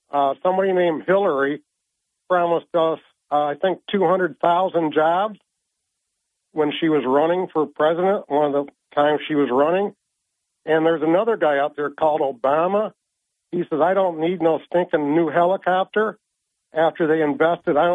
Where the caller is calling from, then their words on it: Vestal, New York, United States; from Vestal.